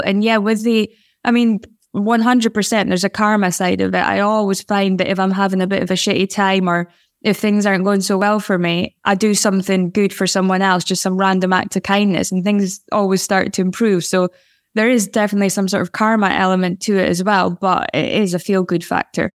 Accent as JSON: {"language": "English", "town": "Aberdeen", "region": "Scotland", "country": "United Kingdom", "tie": "born or raised there", "said": "I'm a woman who was growing up in Aberdeen"}